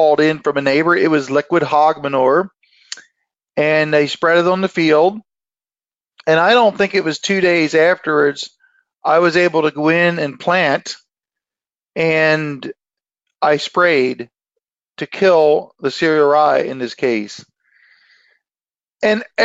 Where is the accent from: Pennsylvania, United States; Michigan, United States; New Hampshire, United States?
Pennsylvania, United States; Lancaster County; I'm from Lancaster County, Pennsylvania